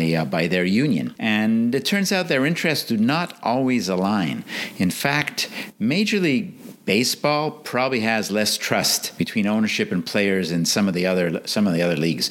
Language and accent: English; Montreal, Quebec, Canada; I grew up in Montreal in Canada.